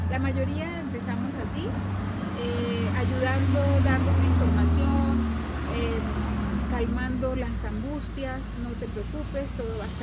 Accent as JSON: {"language": "Spanish", "region": "Mérida", "country": "Venezuela", "tie": "born or raised there", "said": "Crecí en Mérida, sí."}